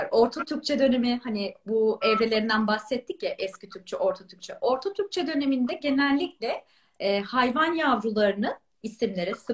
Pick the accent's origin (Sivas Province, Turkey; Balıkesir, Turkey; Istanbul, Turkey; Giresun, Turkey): Balıkesir, Turkey; Ben yani Balıkesirliyim